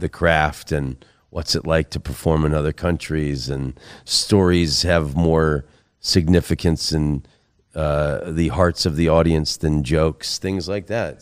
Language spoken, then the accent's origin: English; Oviedo, Florida, United States; moved away; my hometown of Oviedo, Florida